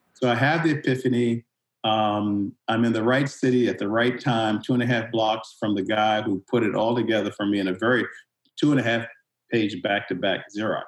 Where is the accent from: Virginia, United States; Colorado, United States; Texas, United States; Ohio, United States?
Virginia, United States; Richmond; moved away; I'm originally from Richmond, Virginia, and I was born into segregation. So, you know, we grew up legally in black community